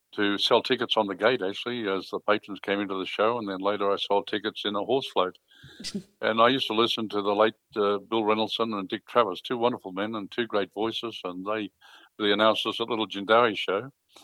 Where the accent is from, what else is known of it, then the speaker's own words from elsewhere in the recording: Brisbane, Queensland, Australia; also born or lived in Jandowae, Darling Downs; I grew up in Brisbane.